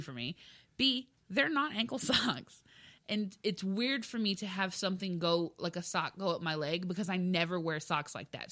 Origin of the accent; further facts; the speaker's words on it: South Texas, United States; moved away; I'm from South Texas? We don't get snow.